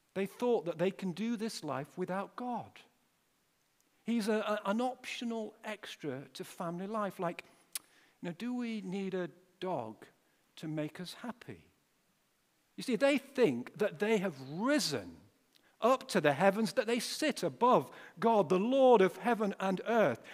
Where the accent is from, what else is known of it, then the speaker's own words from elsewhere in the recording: Pontefract, Yorkshire and the Humber, United Kingdom; moved away as an adult; also born or lived in Wakefield / London; now in Sheffield, United Kingdom; I'm originally from uh, Pontefract, or uh, as Duncan came up and said to me just now, hey, are you from Ponty? And that's exactly right. I was born in Wakefield